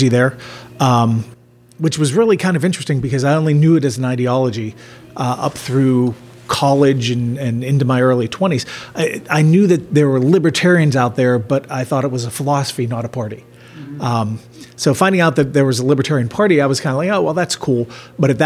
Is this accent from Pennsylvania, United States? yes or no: yes; Pittsburgh, Pennsylvania, United States; I'm from Pittsburgh, Pennsylvania